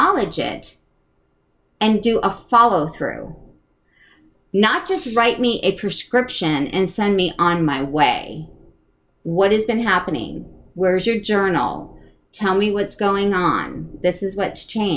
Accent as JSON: {"language": "English", "region": "East Coast", "country": "United States", "tie": "born or raised there", "said": "I'm from the East Coast. So yeah. there's a little bit of my wise ass in there of, you know, growing up on the East Coast"}